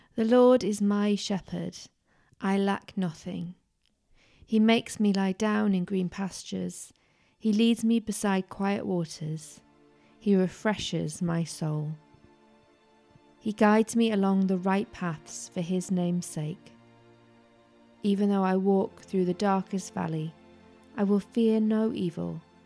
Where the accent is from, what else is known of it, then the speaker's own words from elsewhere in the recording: Tyneside, North East England, United Kingdom; growing up in Tyneside